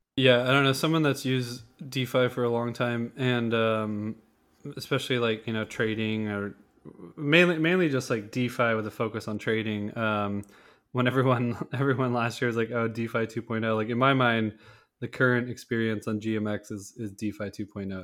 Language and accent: English; United States; as an American citizen